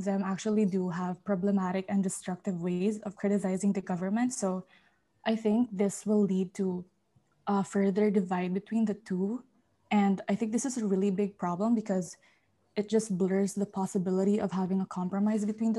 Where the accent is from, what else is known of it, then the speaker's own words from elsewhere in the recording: Philippines; now in Qatar; I'm currently a sophomore at Qatar, but I'm from the Philippines. So that makes me a third culture kid.